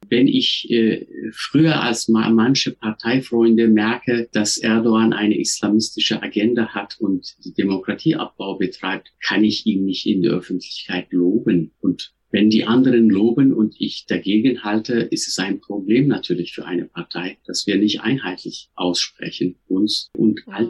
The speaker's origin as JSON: {"language": "German", "country": "Turkey", "tie": "born or raised there", "second_language": "German", "moved": "as an adult", "lives_now": "Germany", "said": "Ich bin ja in der Türkei geboren, aufgewachsen, auch äh, dort sozialisiert"}